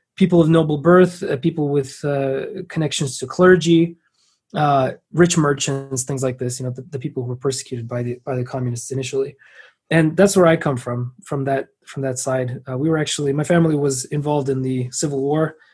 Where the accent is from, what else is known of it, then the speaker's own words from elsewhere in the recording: San Francisco, California, United States; i was born in san francisco